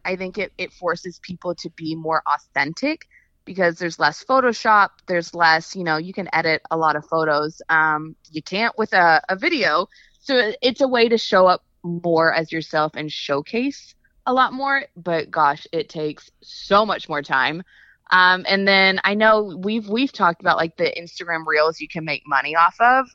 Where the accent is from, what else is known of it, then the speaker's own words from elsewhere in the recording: Texas, United States; also born or lived in Los Angeles, United States; now in Nashville, United States; I'm from Texas. I missed my Southern roots